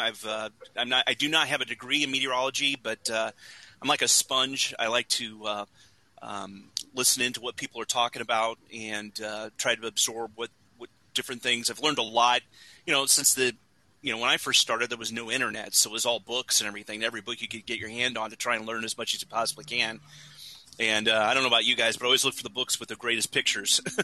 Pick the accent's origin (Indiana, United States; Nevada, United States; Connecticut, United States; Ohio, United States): Indiana, United States; I grew up in Indiana